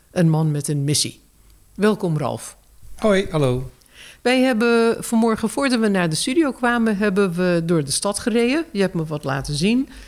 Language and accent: Dutch; United States; ik als Amerikaanse van oorsprong mag zeggen dat ik wel weet wat een ghetto is.